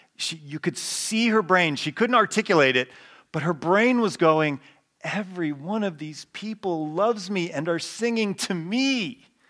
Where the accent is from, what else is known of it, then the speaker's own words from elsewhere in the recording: United States; who we are as Americans